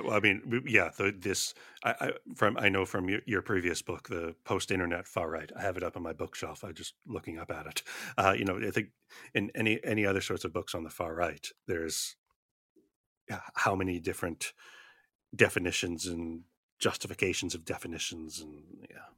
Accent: Canada; I'm from Canada

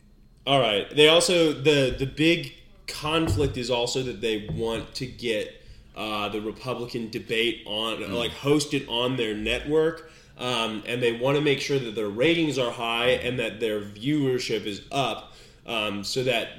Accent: Midwest, United States; we're from the Midwest-ish.

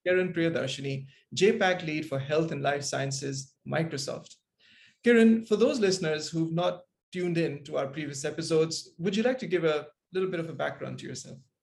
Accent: Kuala Lumpur, Malaysia; as a kid growing up in Kuala Lumpur

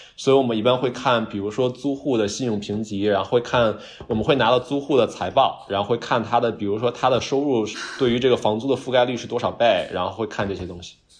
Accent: Beijing, China; accent: Beijing accent; moved away as an adult; now in New York, United States; 我反正是北京话的

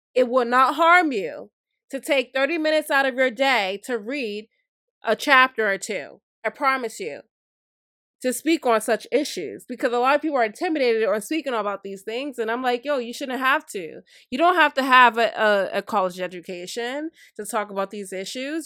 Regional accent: United States

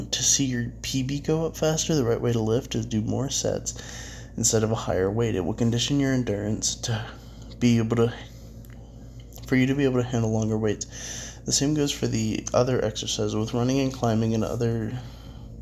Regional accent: United States; as an American

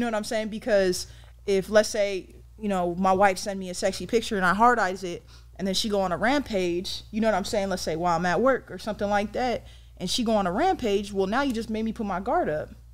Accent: San Diego, California, United States; I'm from San Diego, California

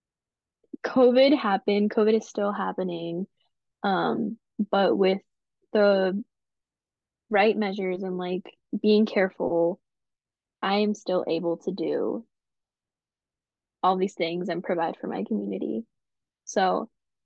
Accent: Colorado, United States; moved away as an adult; now in St. Louis, United States; I am originally from Colorado, so I came here to school

